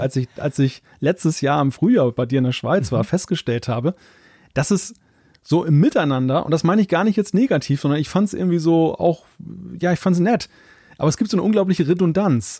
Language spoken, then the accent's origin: German; Germany; Als Deutscher